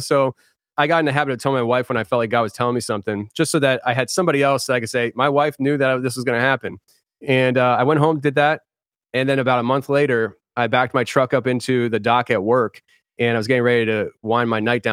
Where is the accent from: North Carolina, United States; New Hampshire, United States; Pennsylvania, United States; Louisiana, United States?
Pennsylvania, United States; Philadelphia; I'm from Philly, so it's, like, you kinda rough around the edges